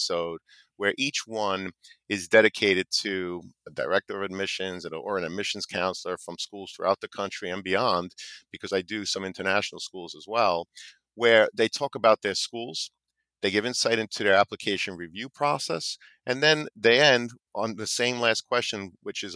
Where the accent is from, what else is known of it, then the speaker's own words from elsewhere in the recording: New York, United States; I'm from New York